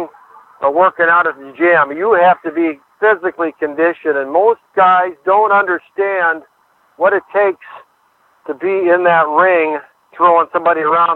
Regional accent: Urbank, Minnesota, United States; moved away as an adult; also born or lived in Alexandria, Minnesota / Parkers Prairie, Minnesota; I grew up around Alexandria

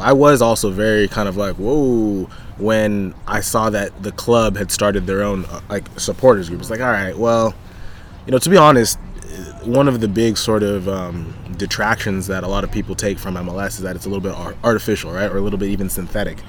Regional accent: Southern California, United States; now in San Diego, United States; I moved here about five or six years ago, but I grew up in Southern California, not too far away

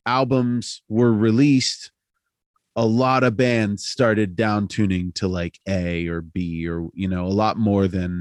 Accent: Altoona, Pennsylvania, United States; I'm from Altoona, as we've talked about, it's a beat down hardcore town

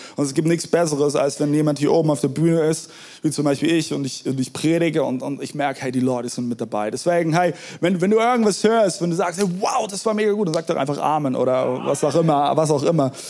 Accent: Germany; wir Deutsche

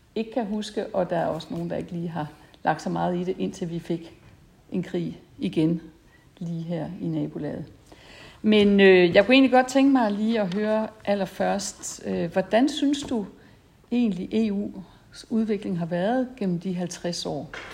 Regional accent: Esbjerg, Southern Denmark, Denmark; jeg var fra Esbjerg, og fiskeriet, det fyldte faktisk

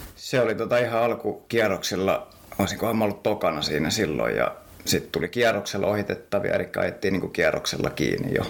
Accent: Helsinki, Uusimaa, Finland; Mä oon kotosin Helsingistä

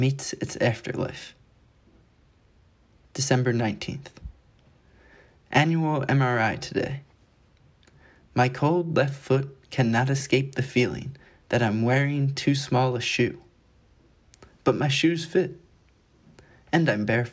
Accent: Wilmington, Delaware, United States; I'm from Wilmington, Delaware

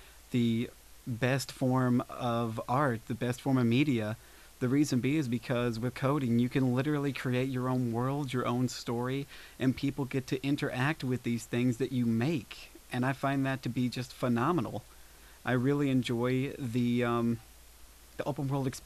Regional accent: Pikeville, Kentucky, United States; I am from Pikeville

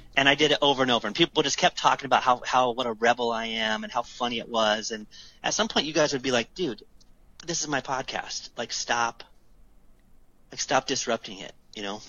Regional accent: United States; I'm an American

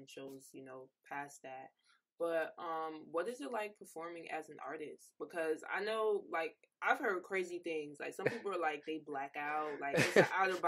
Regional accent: Jamaica; Like, I've always listened to Afrobeats because, like, I'm Jamaican.

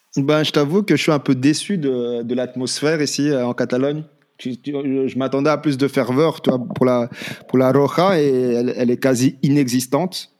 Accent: France; En tant que Français

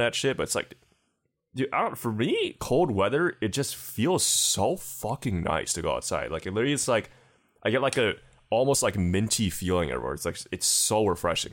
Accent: United States; as an American

